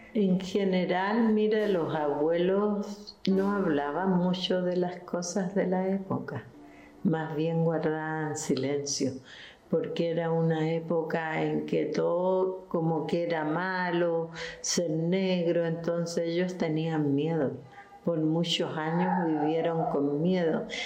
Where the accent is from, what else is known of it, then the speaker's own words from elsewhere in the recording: Arica, Arica y Parinacota, Chile; yo estudiaba en un colegio italiano de monjas acá en Arica